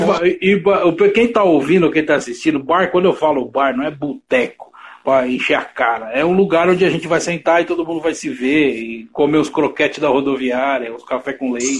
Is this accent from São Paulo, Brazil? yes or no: yes; São Paulo, Brazil; Eu sou, da sou da Zona Leste